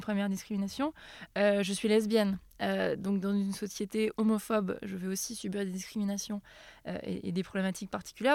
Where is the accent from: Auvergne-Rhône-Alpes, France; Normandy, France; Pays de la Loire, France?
Auvergne-Rhône-Alpes, France; moved away; chez moi en Auvergne